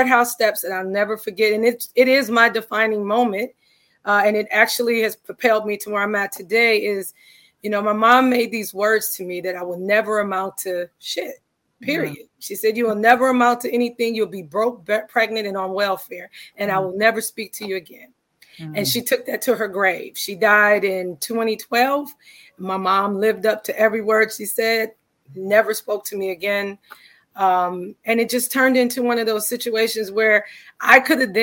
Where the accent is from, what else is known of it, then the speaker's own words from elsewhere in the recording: Cleveland, Ohio, United States; Cleveland, Ohio is my hometown